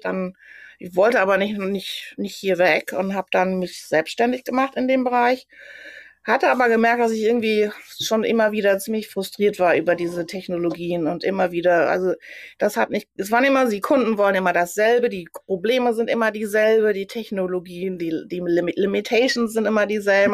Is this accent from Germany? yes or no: yes; Germany; moved away as an adult; now in New York, United States; für mich dann als Deutsche